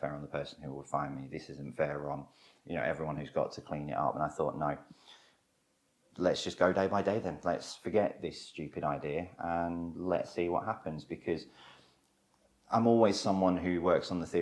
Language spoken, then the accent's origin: English; London, United Kingdom; I'm born and bred London. You know, I was born and raised in Wimbledon Park, beautiful area